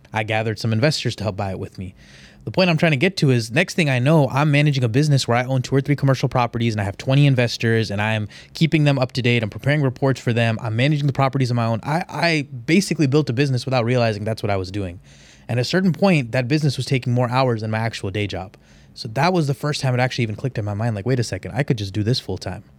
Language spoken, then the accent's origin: English; Houston, Texas, United States; I'm from Houston. I know Houston like the back of my hand